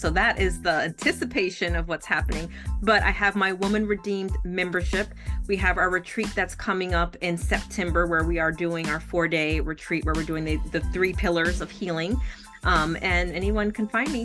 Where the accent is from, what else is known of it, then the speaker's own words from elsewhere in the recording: New York, United States; moved away; I'm originally from New York, that never left the block